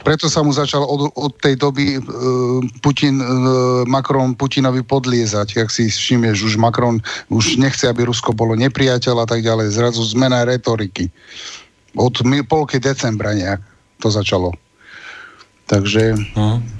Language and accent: Slovak; Slovakia; sme ako Slováci to dosť zažili